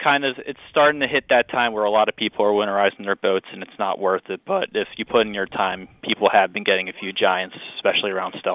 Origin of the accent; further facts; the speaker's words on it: New Jersey, United States; moved away as an adult; now in Cape Cod, United States; Yeah, so initially I'm from South Jersey. I did a lot of striped bass fluke fishing growing up.